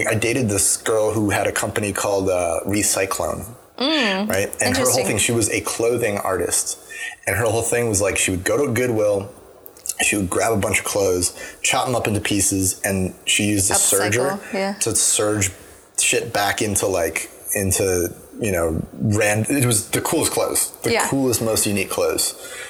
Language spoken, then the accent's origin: English; Asheville, North Carolina, United States; now in Boston, United States; But I came from Asheville in North Carolina.